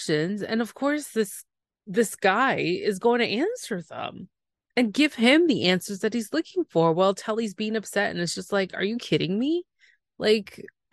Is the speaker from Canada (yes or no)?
yes; Canada; I'm the Canadian